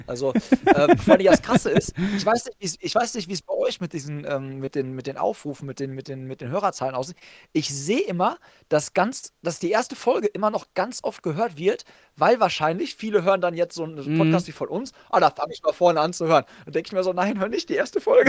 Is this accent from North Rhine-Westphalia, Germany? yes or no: yes; Hagen, North Rhine-Westphalia, Germany; meiner Heimatstadt Hagen